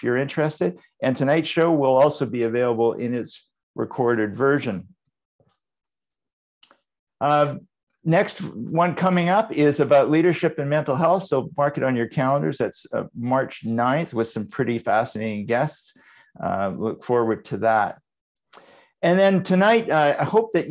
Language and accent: English; Vancouver, British Columbia, Canada; my hometown, Vancouver.